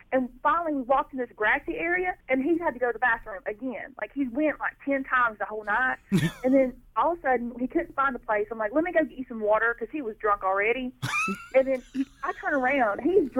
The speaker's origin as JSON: {"language": "English", "region": "North Carolina", "country": "United States", "said": "North Carolina."}